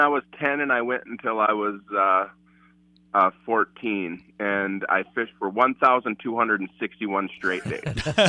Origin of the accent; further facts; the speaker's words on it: Blair, Wisconsin, United States; Blair. I came from Blair, Wisconsin.